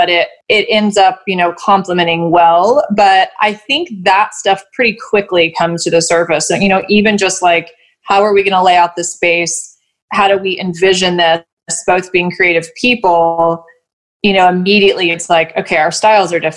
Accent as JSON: {"language": "English", "town": "Knoxville", "region": "Tennessee", "country": "United States", "also_born_or_lived": "Chattanooga, Tennessee", "said": "I'm from Knoxville, moved to Chattanooga for about 5 years and apprenticed there, and moved back here"}